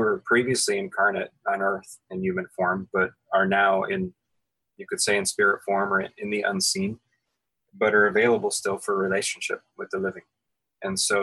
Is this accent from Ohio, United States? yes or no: yes; Ohio, United States; also born or lived in California / Western North Carolina; now in Asheville, United States; I grew up in the state of Ohio and then spent time living in California and live now